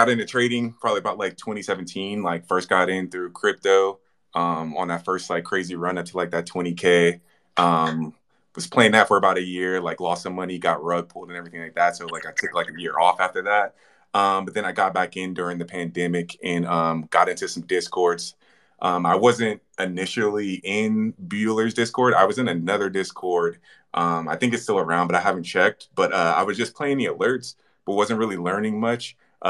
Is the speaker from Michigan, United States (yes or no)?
no; Chicago, Illinois, United States; moved away; I'm originally from Chicago